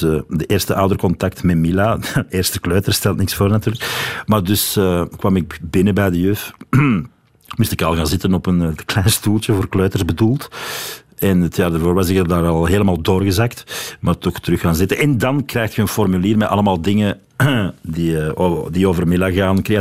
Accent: Wevelgem, Flanders, Belgium; accent: Wevelgem dialect; moved away; Ik ben van Wevelgem, ja

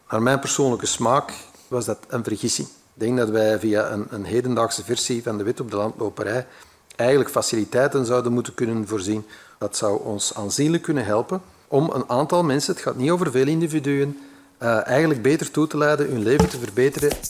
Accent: Belgium; We zijn als Belgen niet vies van gokken en wedden.

